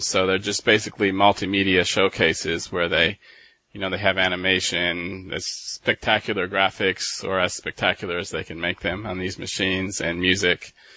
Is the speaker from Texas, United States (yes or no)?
yes; Dallas, Texas, United States; moved away as an adult; also born or lived in Michigan / Denmark; now in Drøbak, Norway; I was born in Michigan and um, grew up in Dallas, and moved to Denmark in 2009, and then moved to Norway